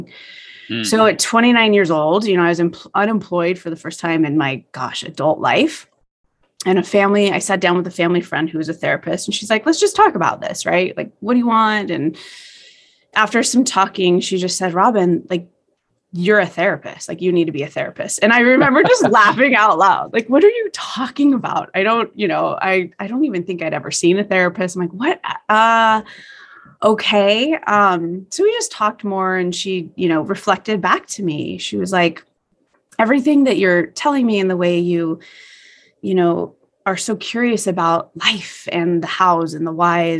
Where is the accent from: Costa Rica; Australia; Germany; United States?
United States; Las Vegas, Nevada; growing up in Las Vegas